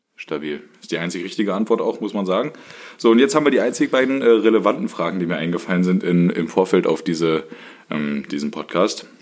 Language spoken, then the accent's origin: German; Germany; und ich komme ja aus dem Harz